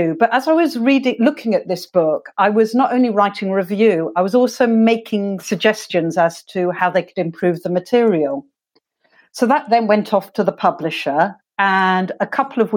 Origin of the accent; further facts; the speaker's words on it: London, United Kingdom; I grew up in England. I'm actually from London, South London.